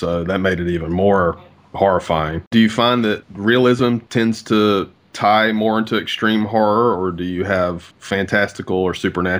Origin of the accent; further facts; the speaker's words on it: the South, United States; growing up in the South